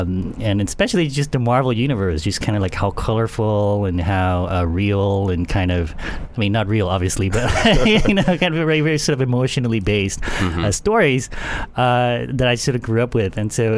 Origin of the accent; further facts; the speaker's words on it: Panama; I grew up in Panama, which is a very small country in Central America.